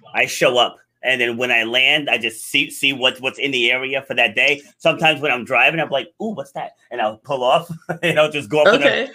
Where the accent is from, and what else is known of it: Rhode Island, United States; born or raised there; also born or lived in New York City